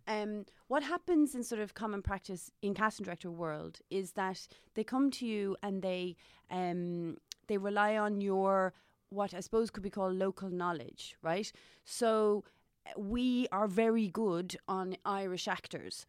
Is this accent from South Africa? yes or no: yes; Johannesburg, Gauteng, South Africa; also born or lived in Maynooth, Kildare, Ireland / Cork, Ireland; now in Dublin, Ireland; growing up in South Africa